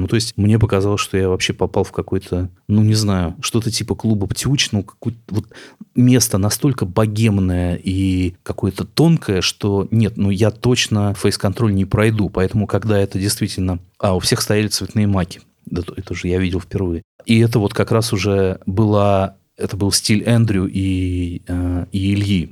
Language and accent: Russian; Novomoskovsk, Tula Oblast, Russia; moved away; я человек из Новомосковска, не из московских богемных кругов, потомственный русский интеллигент из провинции